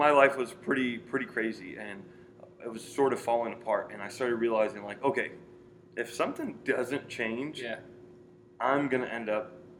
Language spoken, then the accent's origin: English; Joliet, Illinois, United States; But I grew up here in Joliet. Born and raised in Joliet.